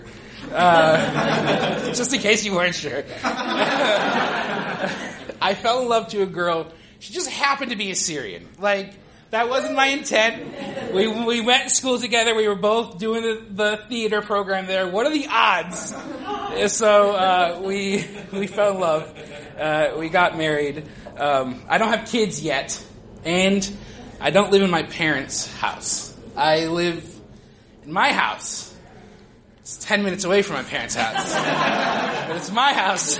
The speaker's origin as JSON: {"language": "English", "country": "United States", "tie": "born or raised there", "said": "as a child growing up in America"}